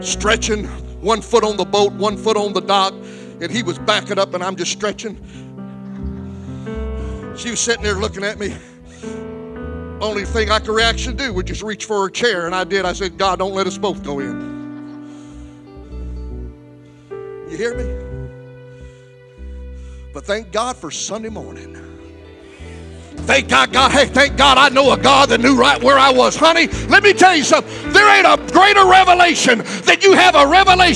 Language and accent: English; Alexandria, Louisiana, United States; my hometown of Alexandria, Louisiana